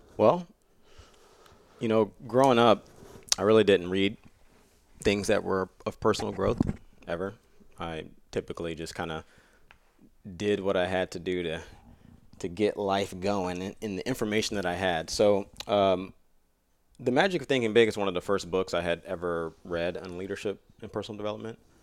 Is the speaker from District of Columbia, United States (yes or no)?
no; Jacksonville, Florida, United States; I grew up in Florida with my dad as a single dad and my grandmother, you know, raising me